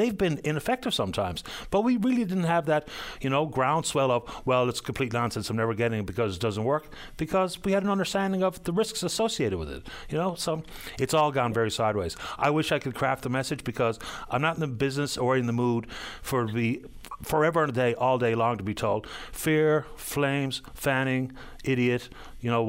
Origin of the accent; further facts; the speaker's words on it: Ireland; now in Newfoundland, Canada; I can tell you as an Irish person